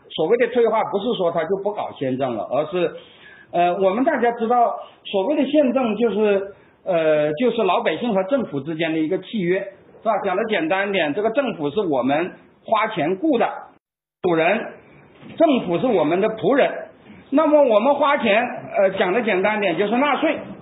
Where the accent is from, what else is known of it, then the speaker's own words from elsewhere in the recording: China; 我们中国人